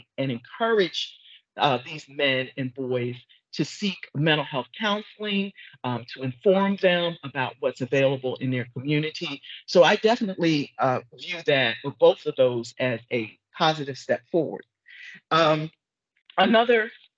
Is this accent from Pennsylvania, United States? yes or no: yes; Philadelphia, Pennsylvania, United States; from my hometown of Philadelphia